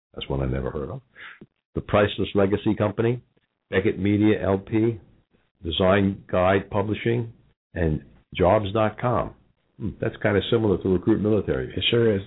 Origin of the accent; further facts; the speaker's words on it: Long Island, New York, United States; I'm from Long Island